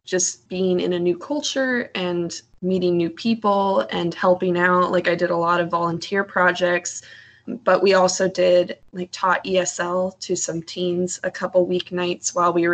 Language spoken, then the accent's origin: English; Iowa, United States; moved away as an adult; also born or lived in Nebraska; now in Indiana, United States; I'm originally from Iowa, but I've kind of just been living, like in Nebraska for the last 4 years. Currently, I'm in Indiana